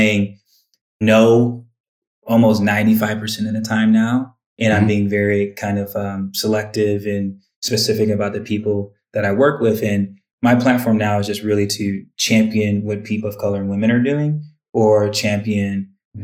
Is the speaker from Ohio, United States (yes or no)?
yes; Twinsburg, Ohio, United States; also born or lived in Bedford, Ohio; I grew up in Bedford and Twinsburg, spent my high school years in Twinsburg.